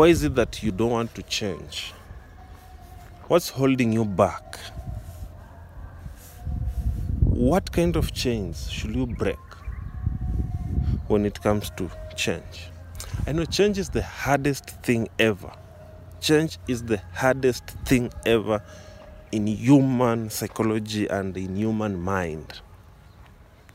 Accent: Kenya; I'm from Kenya

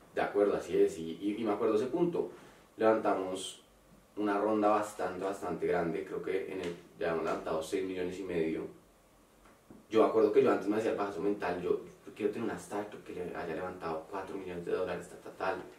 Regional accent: Colombia; moved away; also born or lived in Mexico

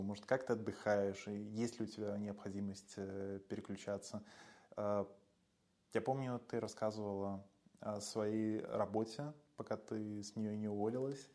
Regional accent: Belarus; now in Warsaw, Poland; я, родом из Беларуси

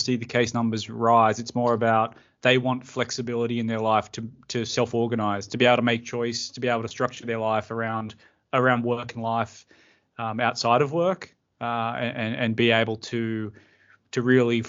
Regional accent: Emerald Beach, New South Wales, Australia; we were like growing up in Emerald Beach, small town, everyone knew everyone

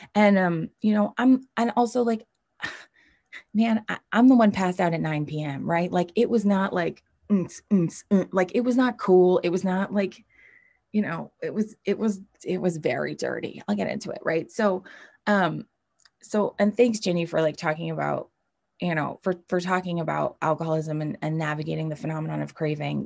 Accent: New York, United States; moved away as an adult; now in Los Angeles, United States; I'm from New York. I grew up in New York

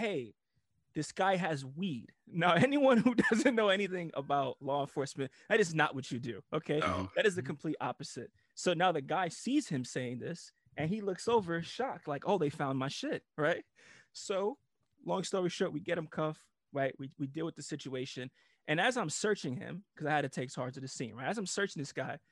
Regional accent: New York, United States; moved away as an adult; also born or lived in Italy; I'm from New York

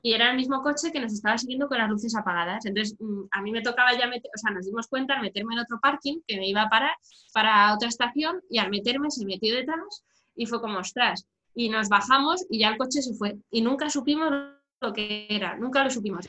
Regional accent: Madrid, Community of Madrid, Spain; yo soy de Madrid, en la, zona centro peninsular

